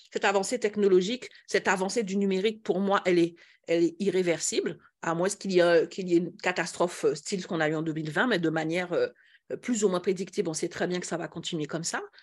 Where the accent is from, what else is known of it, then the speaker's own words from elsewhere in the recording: Antilles, France; chez nous aux Antilles